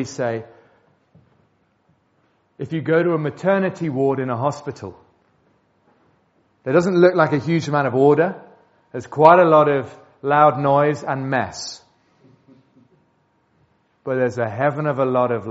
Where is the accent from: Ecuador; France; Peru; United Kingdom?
United Kingdom; England; We're English